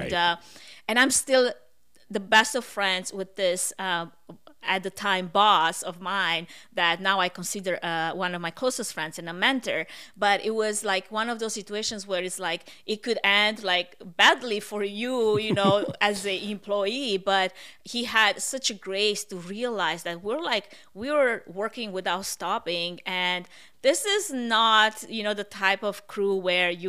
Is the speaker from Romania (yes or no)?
yes; Romania; accent: Russian; English is a second language; moved away as an adult; also born or lived in Portland, Oregon; now in United States; I moved from Romania